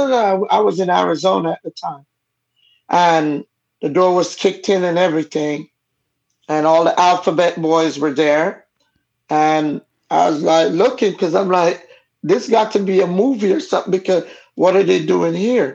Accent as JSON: {"language": "English", "country": "Jamaica", "also_born_or_lived": "California", "accent": "Jamaican", "first_language": "Jamaican Patois", "said": "I come from a Caribbean family, and my parents are both Jamaican. That's why the accent. My first language I learned to speak was Jamaican"}